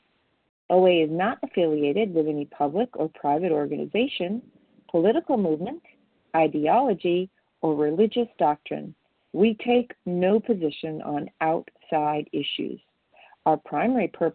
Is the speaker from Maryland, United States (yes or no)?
yes; Maryland, United States; now in Florida, United States; from Maryland, currently in Florida